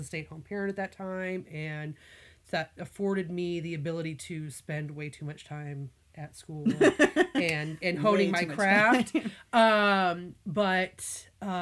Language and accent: English; Missouri, United States; moved away as an adult; also born or lived in Virginia; My family, I grew up in Missouri